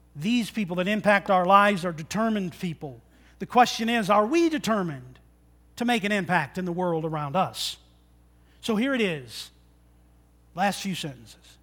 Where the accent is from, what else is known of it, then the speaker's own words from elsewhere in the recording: Michigan, United States; growing up in Michigan